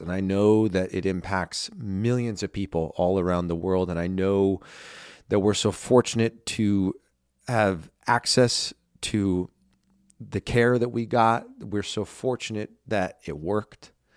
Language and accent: English; United States; also born or lived in Los Angeles / New York; I live in my hometown, you know, where I grew up